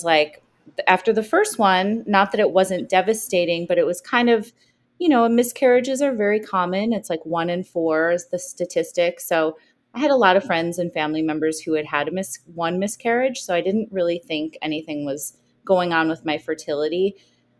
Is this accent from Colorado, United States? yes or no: no; Chicago, Illinois, United States; also born or lived in New York; now in New Jersey, United States; I am a Chicagoan, but I live in New Jersey right now. Just moved here from New York. But Chicago is my hometown always at heart